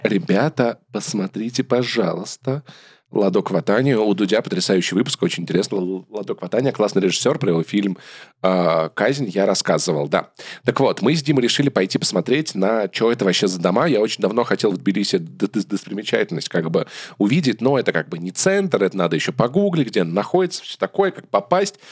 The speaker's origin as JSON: {"language": "Russian", "country": "Russia", "also_born_or_lived": "Yerevan", "moved": "yes", "said": "вообще мы из России"}